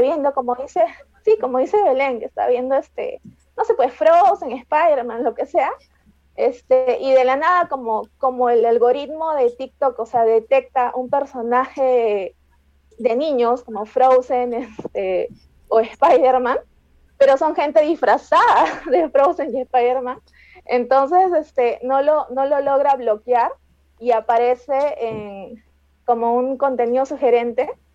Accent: Peru; Yo soy de Perú

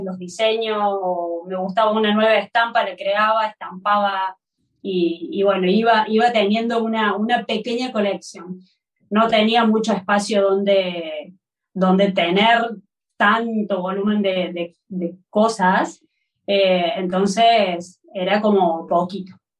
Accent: Córdoba, Argentina; moved away as an adult; now in Barcelona, Spain; soy de Córdoba

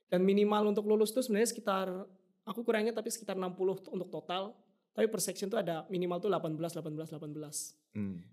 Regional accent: Indonesia; Yang bahkan untuk kayak orang luar negeri kayak kita, orang Indo atau orang-orang internasional lain

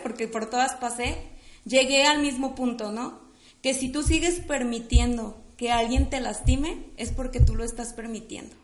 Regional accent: Guadalajara, Jalisco, Mexico; soy de aquí de la ciudad de Guadalajara, amo ser de Guadalajara.

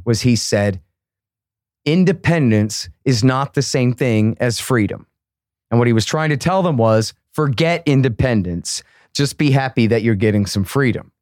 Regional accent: Austin, Texas, United States; I'm from Austin, Texas.

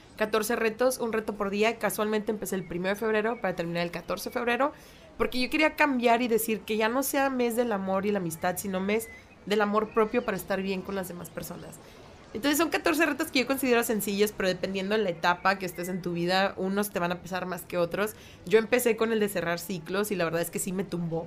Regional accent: Mexico; las dos estamos viviendo, y somos mexicanas

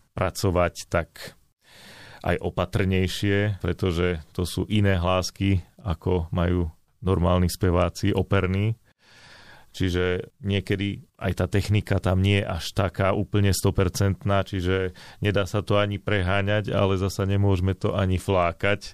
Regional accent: Slovakia; also born or lived in Bratislava / Banská Bystrica; ja som polo Bratislavčan, polo Bystričan.

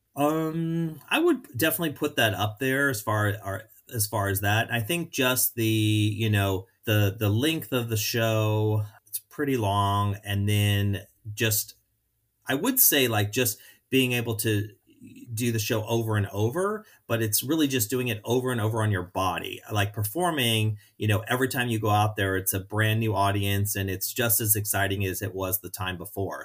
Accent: St. Louis, Missouri, United States; moved away as an adult; also born or lived in Orlando / Chicago; growing up in Saint Louis

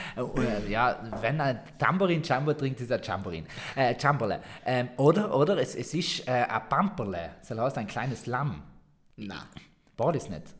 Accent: Sarntal, Trentino-Alto Adige, Italy; accent: Sarntal dialect

